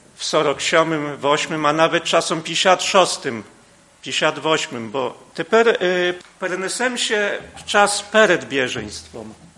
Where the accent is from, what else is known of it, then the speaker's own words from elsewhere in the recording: Podlaskie Voivodeship, Poland; u nas na Podlasiu